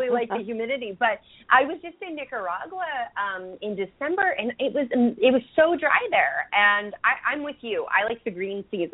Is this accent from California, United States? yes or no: yes; California, United States; now in Portland, United States; I was raised in California, born and raised there